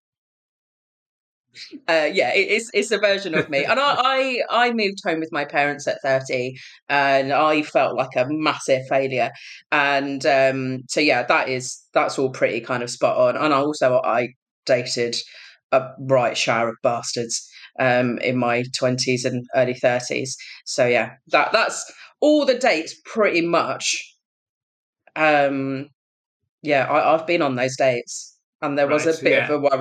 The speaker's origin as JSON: {"language": "English", "area": "Kent", "region": "South East England", "country": "United Kingdom", "tie": "born or raised there", "said": "I am a British Punjabi. I grew up in Kent"}